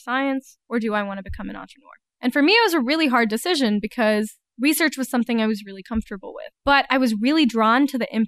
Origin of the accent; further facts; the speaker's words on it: Atlanta, Georgia, United States; moved away as an adult; now in Northwest Arkansas, United States; I grew up in Atlanta